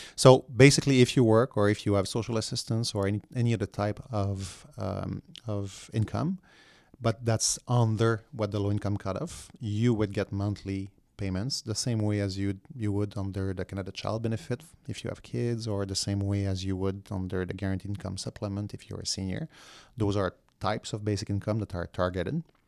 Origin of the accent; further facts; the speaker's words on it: Quebec, Canada; I was from Quebec